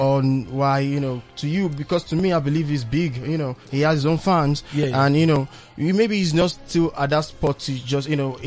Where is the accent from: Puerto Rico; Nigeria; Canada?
Nigeria; now in South Africa; Even though you stay here in South Africa, you being a Nigerian